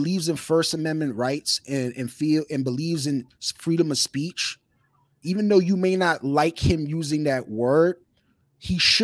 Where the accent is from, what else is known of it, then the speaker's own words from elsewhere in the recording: New York City, New York, United States; somebody who grew up in New York City